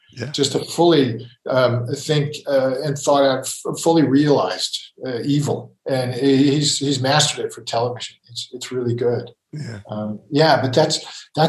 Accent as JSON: {"language": "English", "town": "Ithaca", "region": "New York", "country": "United States", "tie": "born or raised there", "also_born_or_lived": "Texas", "said": "I grew up in Ithaca"}